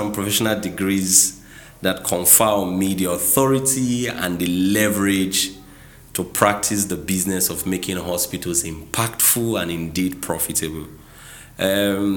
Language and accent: English; Nigeria; also born or lived in Port Harcourt, Rivers State; I'm a Nigerian, currently the general manager of a flourishing auto business in Port Harcourt here in River State